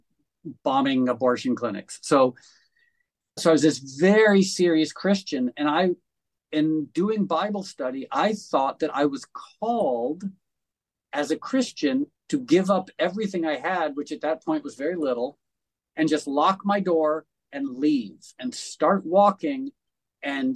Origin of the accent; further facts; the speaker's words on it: Darien, Connecticut, United States; I grew up in Darien, Connecticut, which is one of the most affluent places in the world.